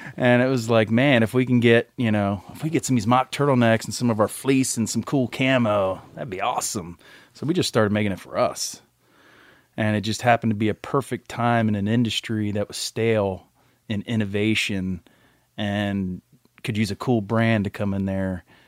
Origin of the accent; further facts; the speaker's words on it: Maryland, United States; also born or lived in Montgomery, Alabama; was born in Montgomery, Alabama. and we kinda worked our way up the East Coast, spent most of my life in, in Maryland, where my mom and dad were